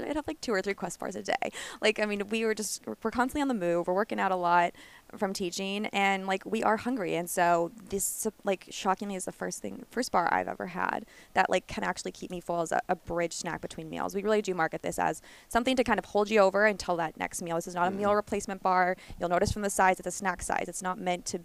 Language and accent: English; Midwest, United States; I'm like from the Midwest